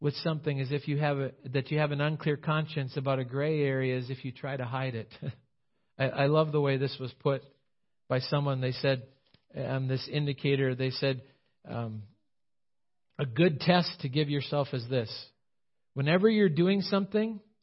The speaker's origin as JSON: {"language": "English", "country": "United States"}